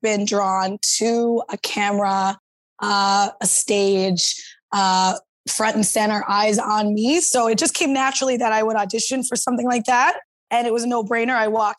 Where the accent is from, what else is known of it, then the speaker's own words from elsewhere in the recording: St. John's, Newfoundland and Labrador, Canada; Born and raised in St. John's, Newfoundland